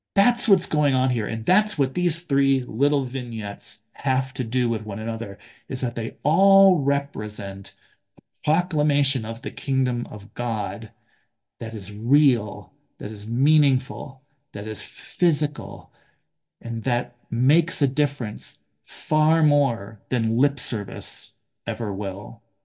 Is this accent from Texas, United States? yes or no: no; Buffalo, New York, United States; I was born in Buffalo